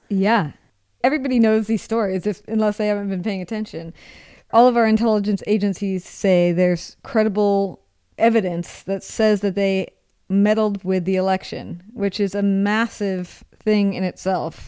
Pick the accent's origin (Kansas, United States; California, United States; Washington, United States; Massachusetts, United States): Washington, United States; Seattle; moved away as an adult; also born or lived in Rome; I'm from Seattle.